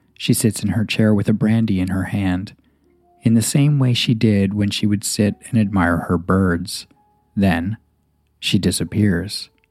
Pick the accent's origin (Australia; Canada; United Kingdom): Canada; Victoria, British Columbia; Victoria is my hometown